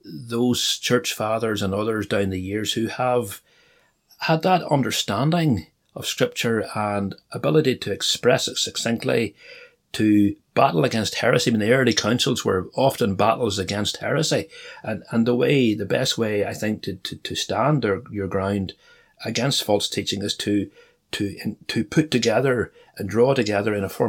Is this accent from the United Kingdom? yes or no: yes; North Antrim, Northern Ireland, United Kingdom; I grew up in North Antrim